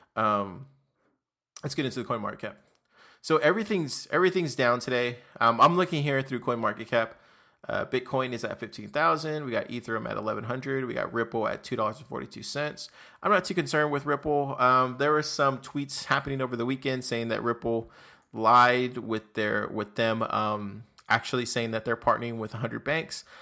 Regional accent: Texas, United States; also born or lived in Austin, Texas; So I'm from Texas. I'm actually in Austin, Texas

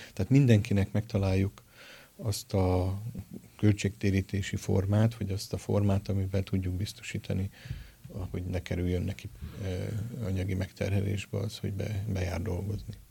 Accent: Miskolc, Borsod-Abaúj-Zemplén, Hungary; moved away as an adult; also born or lived in Budapest / Kazincbarcika; now in Miskolc, Hungary; szülőföldemhez, Miskolchoz és Szentpéterhez

